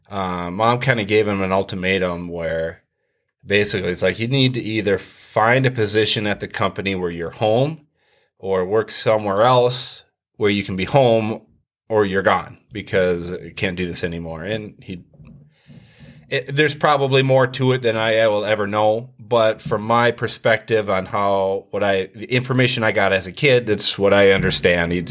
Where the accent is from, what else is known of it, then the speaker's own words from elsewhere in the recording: Richmond, United States; Well, uh, I grew up here in Richmond, um, born and born and raised.